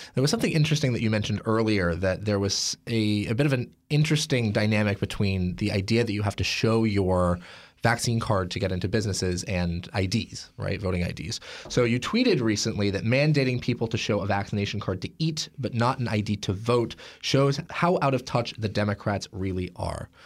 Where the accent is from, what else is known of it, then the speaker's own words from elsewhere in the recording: Portland, Oregon, United States; my hometown of Portland, Oregon